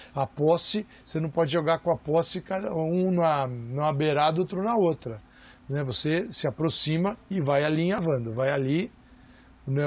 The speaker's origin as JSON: {"language": "Portuguese", "country": "Brazil", "said": "somos nós brasileiros"}